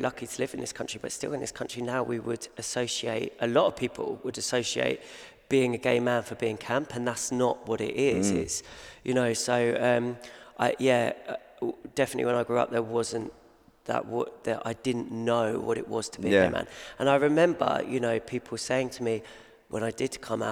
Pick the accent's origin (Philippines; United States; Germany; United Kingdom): United Kingdom; Kent, South East England; I grew up in Kent.